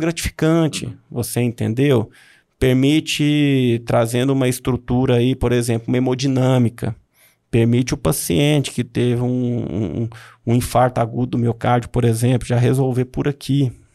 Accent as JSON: {"language": "Portuguese", "town": "Unaí", "region": "Minas Gerais", "country": "Brazil", "tie": "born or raised there", "also_born_or_lived": "Belo Horizonte / Uberlândia / Brasília", "moved": "as an adult", "said": "eu sou natural de Unai, né? Nasci aqui, é, passei minha infância aqui em Unai."}